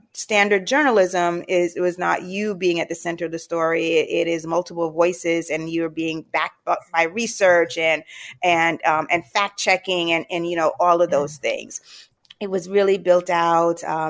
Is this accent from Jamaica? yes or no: yes; Jamaica; moved away; I'm from the islands. I'm originally from Jamaica.